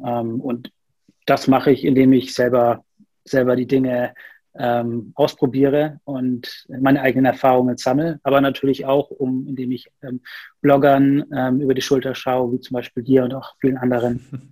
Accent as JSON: {"language": "German", "town": "Nuremberg", "region": "Bavaria", "country": "Germany", "also_born_or_lived": "Rostock", "moved": "yes", "lives_now": "Berlin, Germany", "said": "Ursprünglich komme ich aus Nürnberg"}